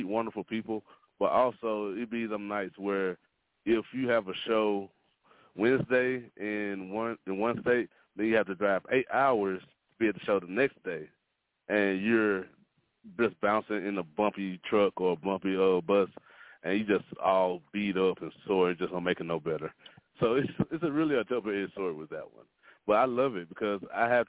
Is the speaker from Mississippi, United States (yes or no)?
yes; Mississippi, United States; moved away as an adult; also born or lived in Dallas; now in Oklahoma, United States; Mississippi is my home state, and I truly love it. It made me who I am.